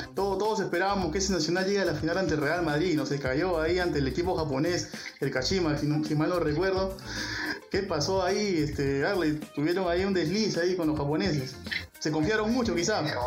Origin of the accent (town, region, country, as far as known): Peru